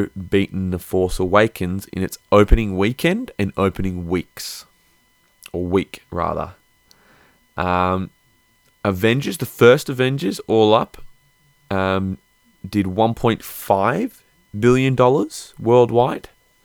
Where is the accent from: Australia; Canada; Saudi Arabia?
Australia; I'm Australian